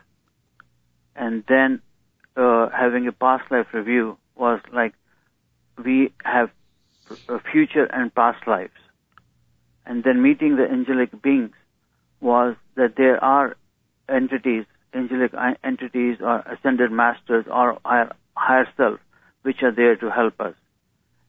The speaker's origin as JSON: {"language": "English", "country": "India", "tie": "born or raised there", "moved": "as an adult", "lives_now": "United States", "said": "my growing up in India"}